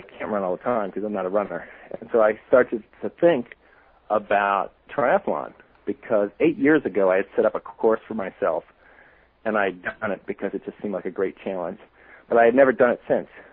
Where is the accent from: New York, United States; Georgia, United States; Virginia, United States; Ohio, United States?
Ohio, United States; Cleveland; now in Boston, United States; I grew up in Cleveland, so I have I have no accent